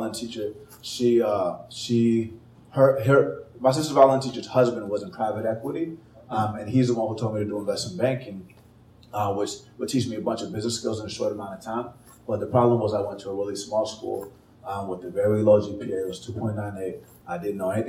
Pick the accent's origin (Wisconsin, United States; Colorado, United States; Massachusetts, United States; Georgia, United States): Georgia, United States; Atlanta; moved away as an adult; also born or lived in California / Chicago / San Francisco; I was born in California, grew up in Atlanta